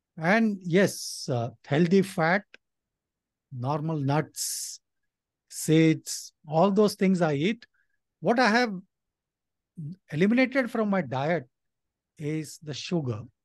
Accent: India; my dad came to India from Nepal. So he was a migrant and, uh, I was born in India

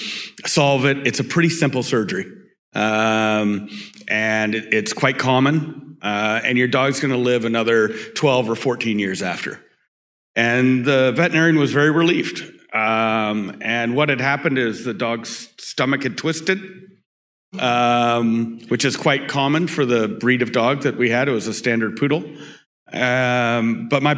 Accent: Vancouver, British Columbia, Canada; born and raised in Vancouver, British Columbia

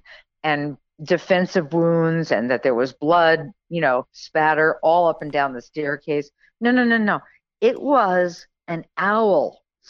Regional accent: Long Island, New York, United States; moved away; also born or lived in Kentucky; we're both Long Island girls. So even though I left Long Island a long time ago, I returned and, being from Long Island and growing up on Long Island, you can't get that out of your blood.

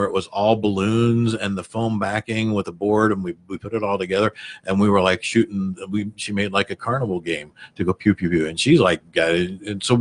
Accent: Missouri, United States; I grew up in Missouri

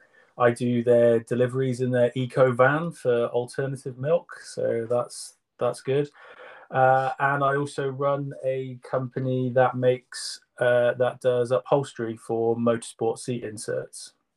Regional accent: Salisbury, South West England, United Kingdom; moved away as an adult; now in Cardiff, United Kingdom; I live in Cardiff, but I'm from Salisbury originally. Moved here for university and never left.

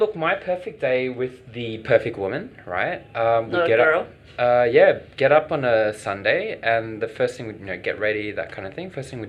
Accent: Australia; We're so Australian

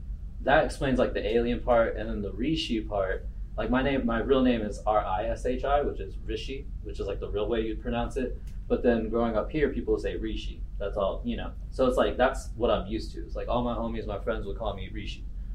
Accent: Texas, United States; Growing up in Texas as like a brown kid, especially like pre and post 9/11, it was just especially in a small town.

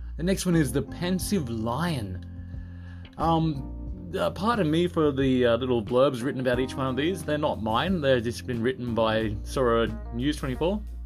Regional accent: Australia; now in Japan; I'm from Australia

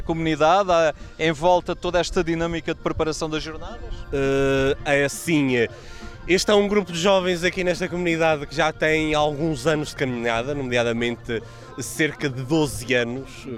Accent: Northeast Region, Brazil; now in Portugal; eu sou do Nordeste, da, onde tem a curva do Brasil, eu sou da ponta.

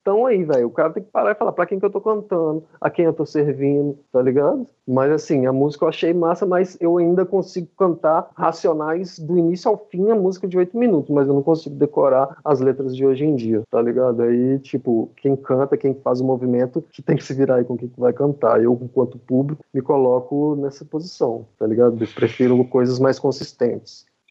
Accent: Southeast Brazil, Brazil; moved away as an adult; eu sou do Sudeste e agora estou no Nordeste aqui há, há cinco anos

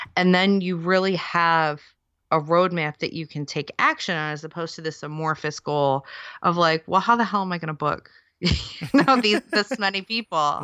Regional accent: near Detroit, Michigan, United States; moved away as an adult; now in United Kingdom; I grew up near Detroit

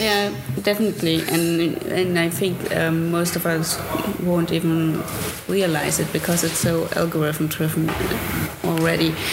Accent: East Germany, Germany; I grew up in East Germany

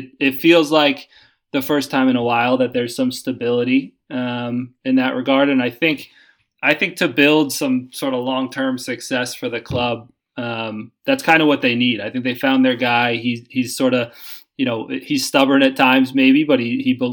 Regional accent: New York, United States; now in Boston, United States; I grew up in New York

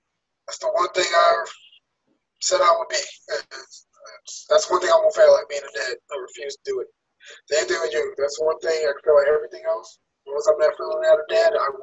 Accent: New York City, New York, United States; also born or lived in Queens; I rap Queens hard, but, you know, I was born in Brooklyn

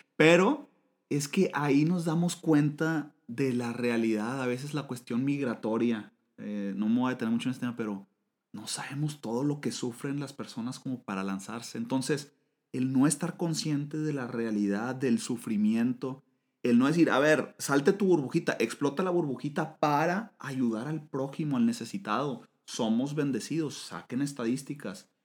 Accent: Monterrey, Nuevo León, Mexico; a los de Monterrey nos dicen regios, los regiomontanos

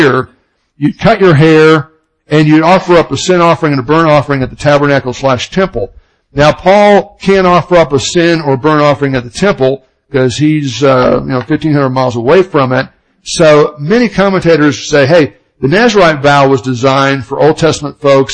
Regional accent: Oklahoma, United States; accent: Oklahoma; my Oklahoma accent

